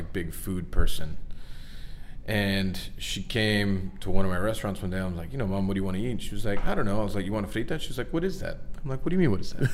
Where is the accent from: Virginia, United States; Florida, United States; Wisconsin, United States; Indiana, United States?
Florida, United States; Miami; Growing up in Miami